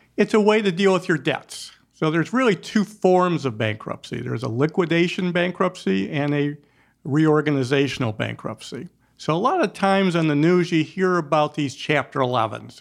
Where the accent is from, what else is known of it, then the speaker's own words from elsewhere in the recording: Detroit, Michigan, United States; I'm a Detroiter. I've been grow, I grew up there